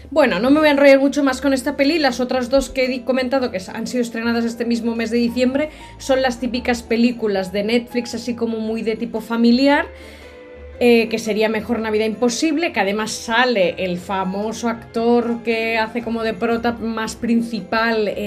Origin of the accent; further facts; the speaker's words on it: Catalonia, Spain; nuestra versión me refiero a la de los catalanes, porque yo soy catalana